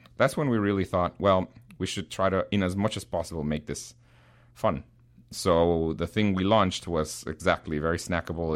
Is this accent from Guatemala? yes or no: yes; Guatemala; English is a second language; now in United States; I was born in Guatemala